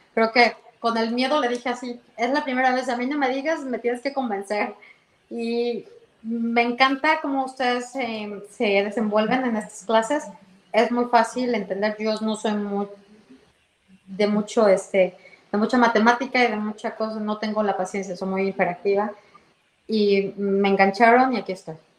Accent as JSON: {"language": "Spanish", "region": "Mexico City", "country": "Mexico", "also_born_or_lived": "Toronto area, Canada", "moved": "as an adult", "lives_now": "Canada", "said": "Yo soy de la Ciudad de México"}